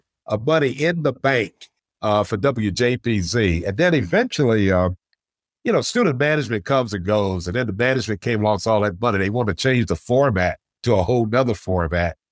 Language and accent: English; Elizabeth City, North Carolina, United States; moved away as an adult; also born or lived in Syracuse, New York; I grew up in Elizabeth City, North Carolina